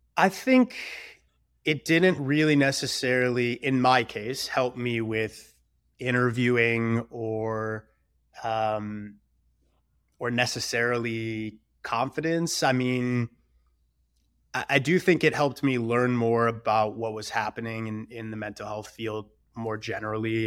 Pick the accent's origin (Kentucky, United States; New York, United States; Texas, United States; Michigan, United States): Michigan, United States; Detroit; I'm originally from Michigan and, uh, you know, a small suburb in Metro Detroit. And I think, you know, it's just like a pretty good traditional, like, regular suburban upbringing.